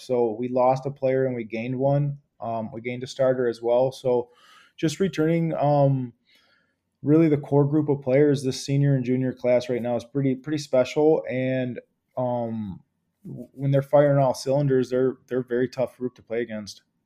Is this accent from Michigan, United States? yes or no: yes; Clawson, Michigan, United States; I grew up in Clawson. I was, lived there for about twenty, twenty plus years.